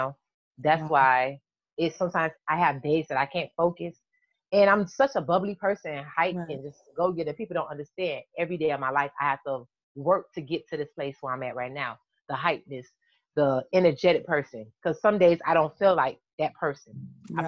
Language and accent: English; Miami, Florida, United States; also born or lived in Dunkirk, New York; Even though I was raised in Miami, I'm from New York.